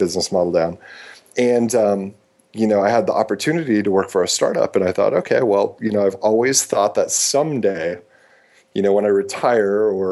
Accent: Midwest, United States; moved away as an adult; also born or lived in San Francisco; growing up in the Midwest and the environment I did

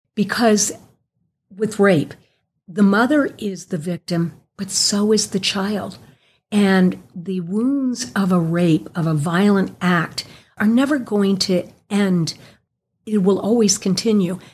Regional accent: Clermont County, Ohio, United States; I was from Claremont County

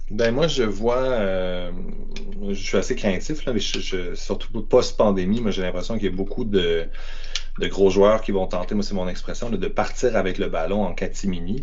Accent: Quebec City, Quebec, Canada; je viens de Québec

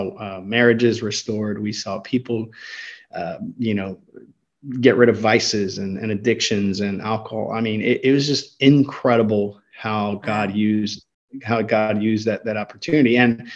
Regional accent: United States; Even culturally, I grew up here in the States.

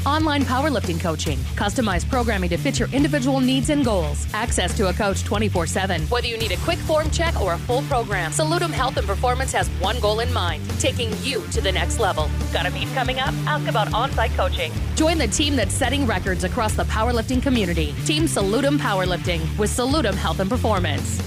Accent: North Dakota, United States; I'm, I'm from North Dakota, so I'm a fighting Sioux fan

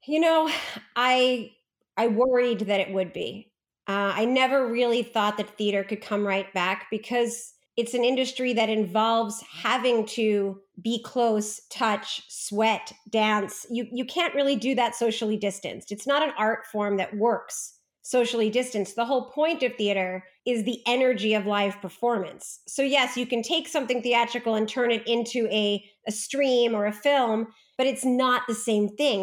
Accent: New York, United States; I grew up in New York

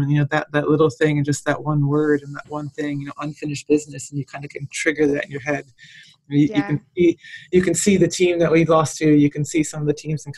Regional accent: Michigan, United States; moved away as an adult; also born or lived in Texas; I grew up in Michigan and went and played at Texas A&M

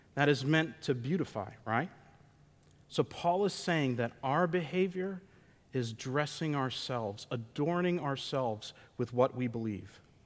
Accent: United States; We're Americans

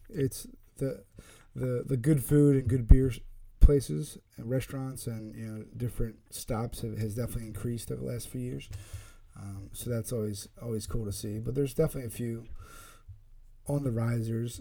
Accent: Pennsylvania, United States; now in Connecticut, United States

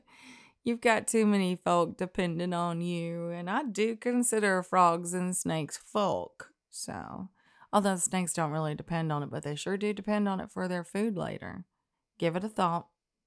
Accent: Alabama, United States; Y'all know that Christian sensibility, at least the one I knew growing up in Alabama, of refusing all pride in your work and in of yourself, that doesn't hold water with me.

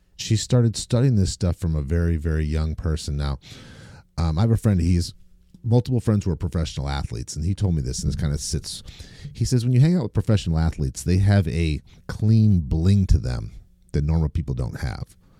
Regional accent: Maine, United States; Growing up in Maine

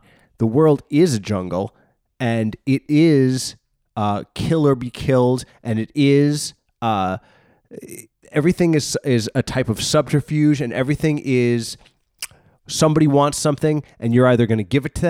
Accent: New York, United States; born there; I was born in New York

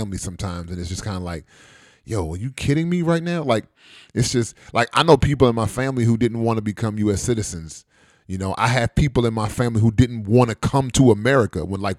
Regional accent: United States; I was born in the United States. So I'm an anchor baby, right?

